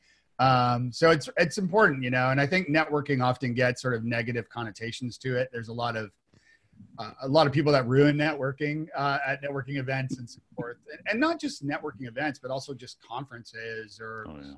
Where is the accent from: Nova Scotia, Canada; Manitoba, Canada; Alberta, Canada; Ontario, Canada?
Ontario, Canada; Toronto; moved away as an adult; now in Nashville, United States; I'm from Toronto originally. And when I moved to Nashville, I didn't know a soul aside from my wife